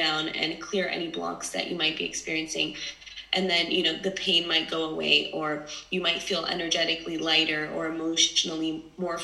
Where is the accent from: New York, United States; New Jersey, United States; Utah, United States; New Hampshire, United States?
New York, United States; New York City; also born or lived in Los Angeles / London; I was born and raised in New York City, but now I currently live between LA, New York, and London